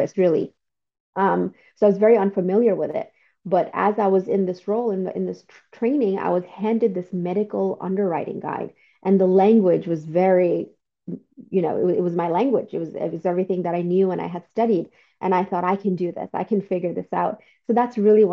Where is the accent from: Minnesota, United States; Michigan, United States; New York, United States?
New York, United States; New York City; also born or lived in Bangladesh; I grew up in New York City